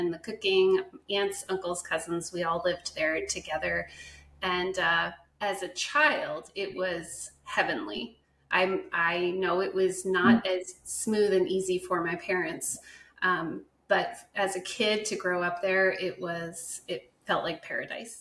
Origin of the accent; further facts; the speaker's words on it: Ridgewood, New Jersey, United States; born in Ridgewood, New Jersey, and that's where I spent most of my childhood